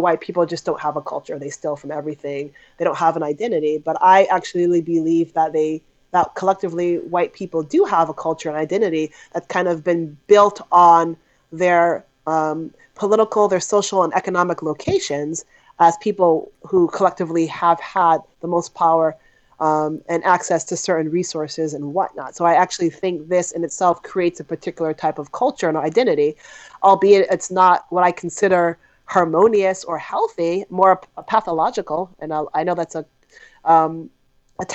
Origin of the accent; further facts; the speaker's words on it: United States; I was born and raised in America